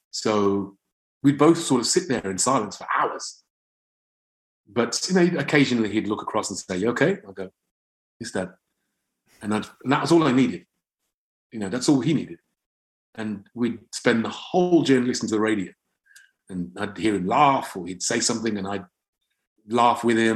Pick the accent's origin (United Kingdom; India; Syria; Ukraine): United Kingdom; England; I thought I'm, I'm English. So I, I think I didn't differentiate